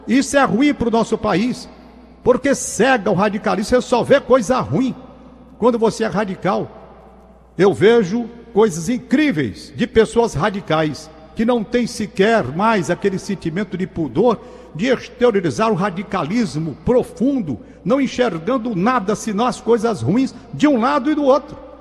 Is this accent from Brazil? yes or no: yes; Brazil; como brasileiro